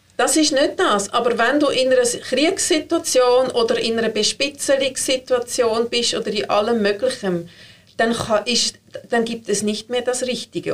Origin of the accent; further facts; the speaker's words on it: Switzerland; sind wir Schweizer